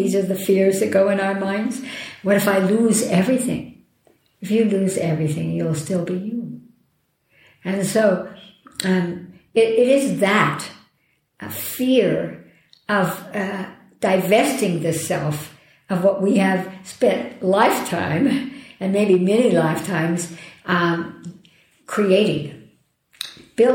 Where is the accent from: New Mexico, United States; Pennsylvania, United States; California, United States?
New Mexico, United States; Oh, my home state.